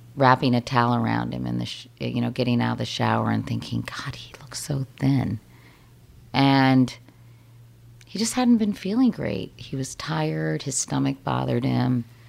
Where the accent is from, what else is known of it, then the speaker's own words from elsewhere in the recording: Arlington, Virginia, United States; moved away as an adult; also born or lived in Miami; now in New York, United States; I'm from Arlington, Virginia